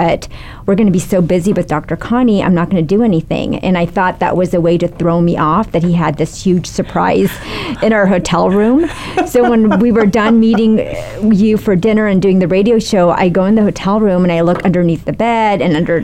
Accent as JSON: {"language": "English", "country": "Philippines", "tie": "born or raised there", "moved": "yes", "lives_now": "Seattle, United States", "said": "I was born in the Philippines"}